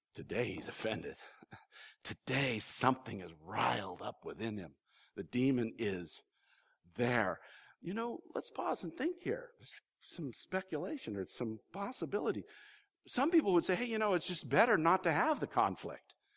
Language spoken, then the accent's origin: English; California, United States; I'm a Californian